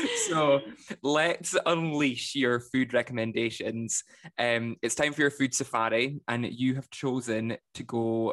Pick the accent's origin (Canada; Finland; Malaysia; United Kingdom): United Kingdom; Scotland; us Scots